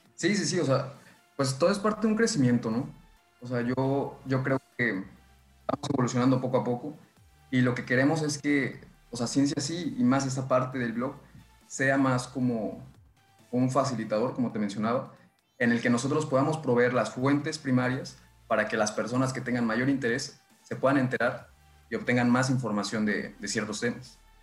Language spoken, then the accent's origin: Spanish; State of Mexico, Mexico; now in northern Mexico; Soy originario del Estado de México, pero pues, ya llevo bastantes años viviendo en el norte del país